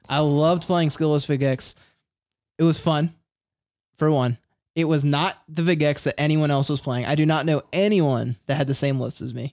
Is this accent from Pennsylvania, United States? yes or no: yes; Philadelphia, Pennsylvania, United States; I'm from Philly